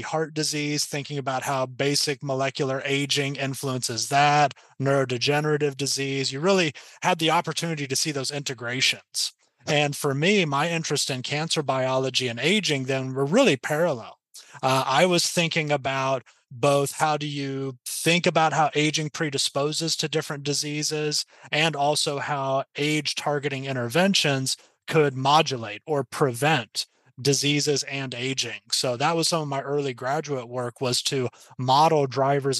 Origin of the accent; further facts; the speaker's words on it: the panhandle of Oklahoma, United States; now in Seattle, United States; So I'm from the panhandle of Oklahoma. I'm from a town of about 300 people.